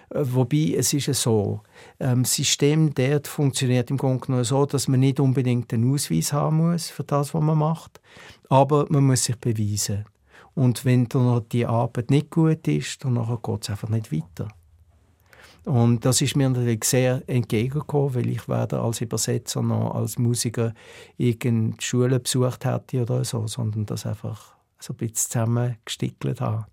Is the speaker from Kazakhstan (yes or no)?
no; Basel, Basel-Stadt, Switzerland; moved away as an adult; also born or lived in Chicago; now in United States; hier probieren als Basler